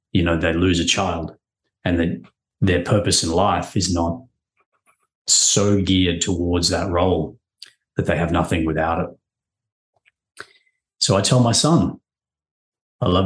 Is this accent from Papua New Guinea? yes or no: yes; Papua New Guinea; I grew up in Papua New Guinea, which was a pretty cool place